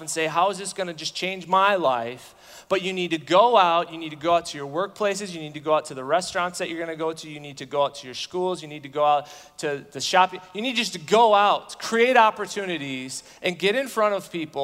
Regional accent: United States; as American evangelical Christians

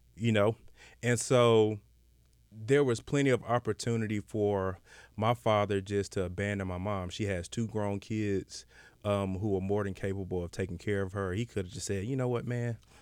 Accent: Decatur, Georgia, United States; I'm from Decatur

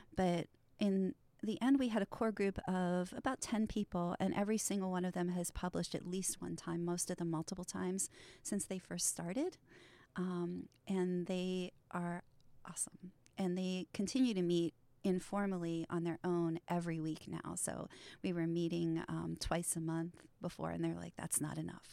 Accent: Trafford, Pennsylvania, United States; my hometown of Trafford, which is a, a really, um, you know, it's a, it's an old mill town

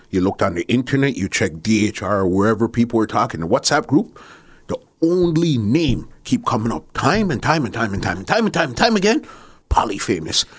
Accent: Canada

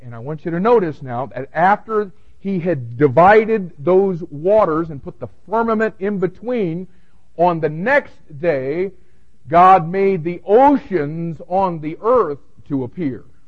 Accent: Miami, Florida, United States; growing up in Miami

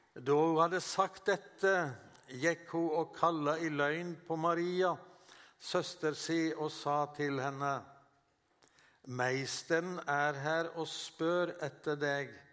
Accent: Western Norway, Norway; moved away as an adult; also born or lived in Oslo; jeg kommer jo fra Vestlandet

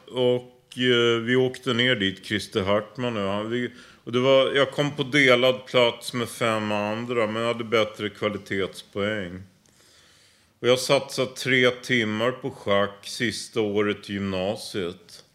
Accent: Stockholm, Stockholm County, Sweden; Jag är uppvuxen i Rågsved

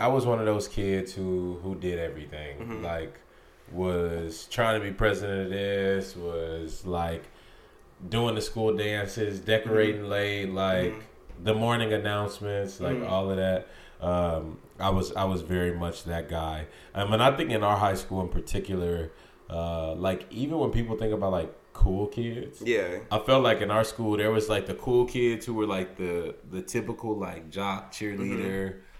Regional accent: St. Louis, Missouri, United States; St. Louis, Missouri.

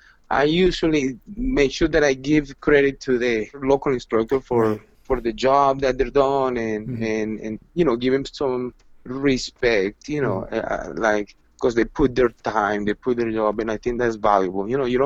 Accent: Medellin, Antioquia, Colombia; English is a second language; I was semi-accepted the first time I went to Buenos Aires because I was from Medellin. I was Latin, and Medellin was a tango city.

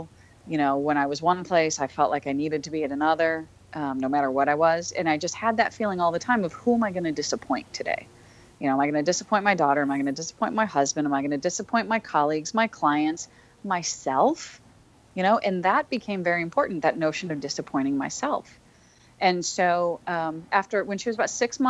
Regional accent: St. Louis, Missouri, United States; my hometown of St. Louis

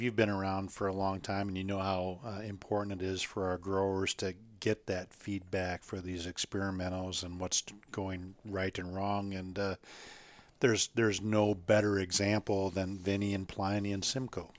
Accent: Minnesota, United States; moved away; I grew up in Minnesota.

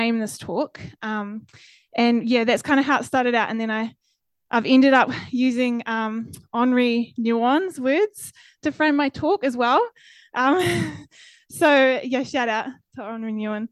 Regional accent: Fairlie, Canterbury, New Zealand; moved away as an adult; also born or lived in Dunedin; I grew up in Fairlie in the South Island

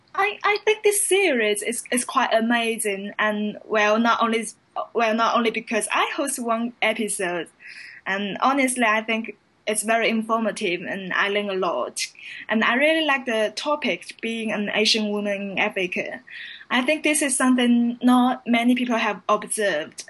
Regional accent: China; now in London, United Kingdom; I'm from China and currently I'm a London based journalist

